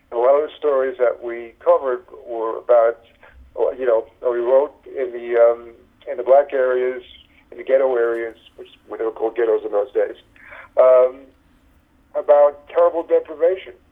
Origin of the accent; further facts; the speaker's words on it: New York City, New York, United States; I came from Brooklyn, uh, New York, from a, from like a, like a left wing family.